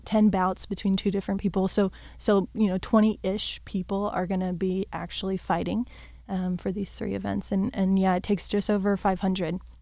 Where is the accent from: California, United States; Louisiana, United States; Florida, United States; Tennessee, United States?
Florida, United States; I've, I've grown, born and raised in Florida